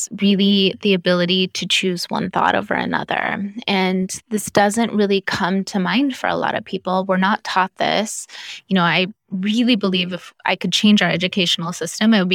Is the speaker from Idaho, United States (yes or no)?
yes; Idaho, United States; also born or lived in Southern California; We moved from Southern California to the middle of nowhere, Idaho, and grew up on, you know, we farmed our own food